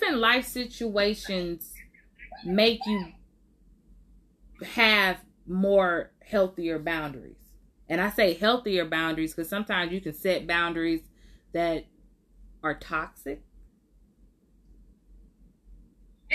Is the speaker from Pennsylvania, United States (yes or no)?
no; Oakland, California, United States; I was born and raised in Oakland